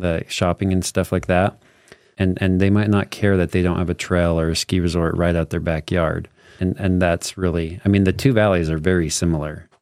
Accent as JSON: {"language": "English", "town": "Morgan", "region": "Utah", "country": "United States", "tie": "born or raised there", "lives_now": "Eden, United States", "said": "I grew up in Morgan too. I now live in Eden."}